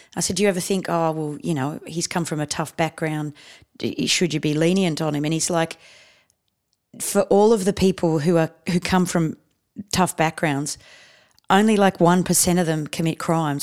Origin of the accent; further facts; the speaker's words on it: Canberra, Australian Capital Territory, Australia; moved away as an adult; also born or lived in India / South Coast, New South Wales; basically Canberra is my hometown.